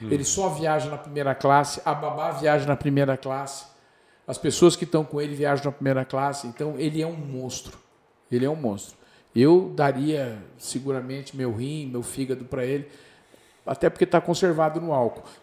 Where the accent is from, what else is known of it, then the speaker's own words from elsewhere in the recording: Brazil; Olha como é que nós somos brasileiros, é louco, né? Tô aqui do outro lado do mundo